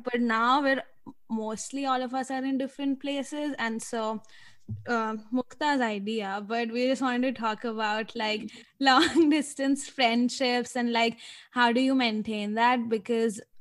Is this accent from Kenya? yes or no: no; Jaipur, Rajasthan, India; moved away as an adult; now in Minneapolis, United States; I grew up in Jaipur in India, and then right now I'm in Minneapolis